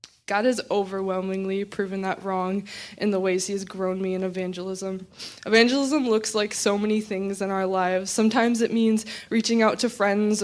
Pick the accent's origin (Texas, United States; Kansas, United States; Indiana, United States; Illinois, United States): Illinois, United States; Champaign; I grew up right here in Champaign